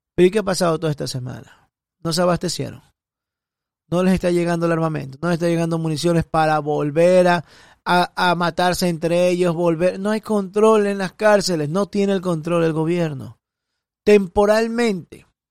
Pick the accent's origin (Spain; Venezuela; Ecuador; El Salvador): Ecuador; Guayaquil, Guayas; now in Miami, United States; Soy guayaco, guayaquileño de Ecuador. Y vivo acá en Estados Unidos, en Miami